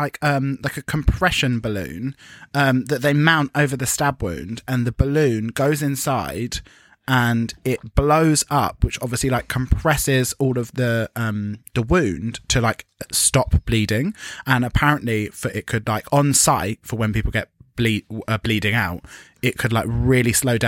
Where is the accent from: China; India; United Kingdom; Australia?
United Kingdom; as British people